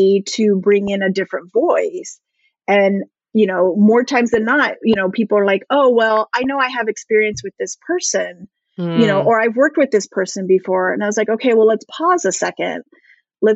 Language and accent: English; Southern California, United States; I grew up here in Southern California